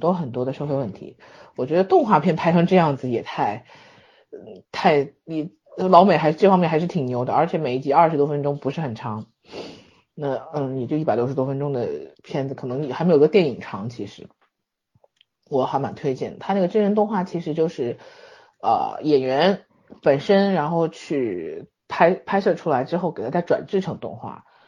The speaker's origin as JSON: {"language": "Chinese", "country": "China", "said": "我们中国人"}